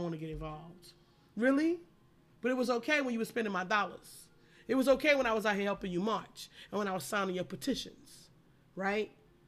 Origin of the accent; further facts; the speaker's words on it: United States; I'm American black